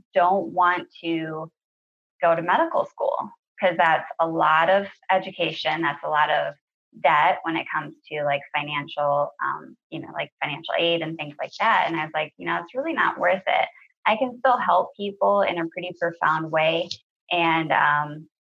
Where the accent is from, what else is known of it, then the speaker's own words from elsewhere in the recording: Minnesota, United States; moved away; I'm from Minnesota originally